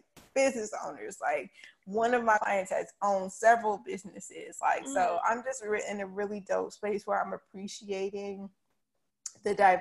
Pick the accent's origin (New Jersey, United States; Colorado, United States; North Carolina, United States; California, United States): North Carolina, United States; Charlotte; I'm still from East Charlotte